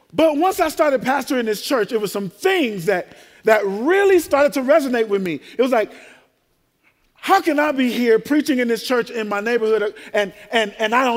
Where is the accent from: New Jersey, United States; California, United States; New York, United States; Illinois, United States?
Illinois, United States; Chicago; also born or lived in Tuskegee, Alabama; I grew up in Inglewood